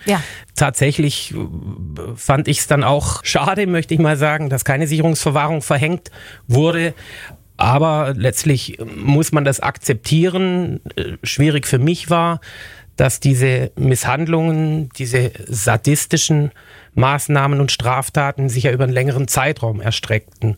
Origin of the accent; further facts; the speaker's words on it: Germany; uns in Deutschland